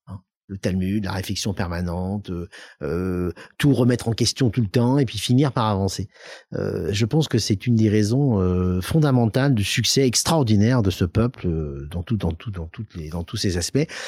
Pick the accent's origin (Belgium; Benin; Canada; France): France; Lyon, Auvergne-Rhône-Alpes; also born or lived in Soyaux, Charente / Clermont-Ferrand; mon enfance, c'est Lyon. je suis un vrai Lyonnais